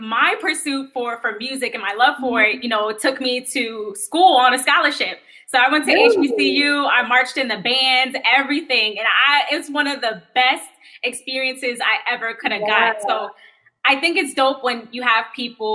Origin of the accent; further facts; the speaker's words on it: New Jersey, United States; now in Indianapolis, United States; I'm from Jersey